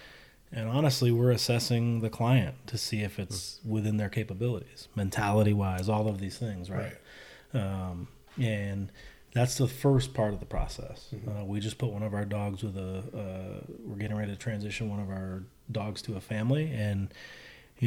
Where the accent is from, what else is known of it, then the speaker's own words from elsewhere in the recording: East Coast, United States; I'm from the East Coast